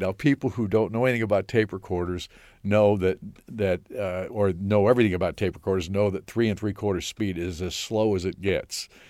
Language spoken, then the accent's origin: English; Mendota, Illinois, United States; also born or lived in Ottawa, Illinois; I'm from Northern Illinois